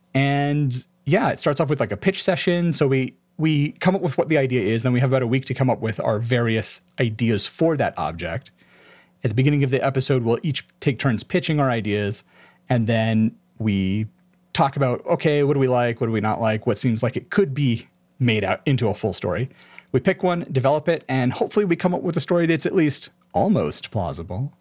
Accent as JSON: {"language": "English", "town": "Honolulu", "region": "Hawaii", "country": "United States", "tie": "born or raised there", "moved": "as an adult", "lives_now": "Spokane, United States", "said": "I was born in Honolulu, Hawaii, and spent eighteen years growing up there"}